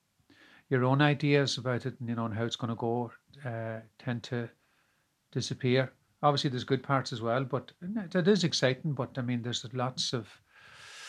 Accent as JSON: {"language": "English", "town": "Gweedore", "region": "Ulster", "country": "Ireland", "also_born_or_lived": "Dublin, Ireland", "moved": "yes", "lives_now": "Galway, Ireland", "said": "I'm originally from Gweedore in County Donegal, which is a countryside"}